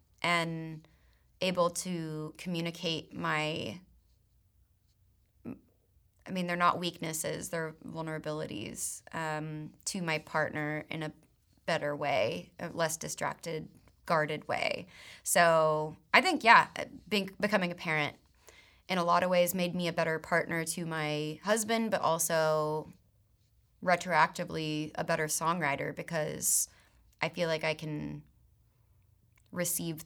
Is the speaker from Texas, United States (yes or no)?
yes; Texas, United States; growing up in Texas